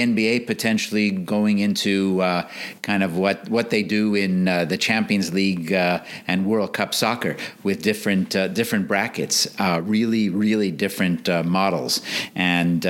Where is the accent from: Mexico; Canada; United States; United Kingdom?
Canada; Montreal, Quebec; I grew up in Montreal in Canada.